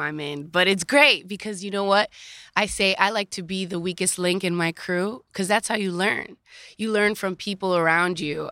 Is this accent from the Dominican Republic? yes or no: yes; Dominican Republic; also born or lived in Queens, New York, United States; now in United States; my mother had me in Queens, right? But then I moved to the Dominican Republic, and I was raised in a third world country. So I was raised in America and in Dominican Republic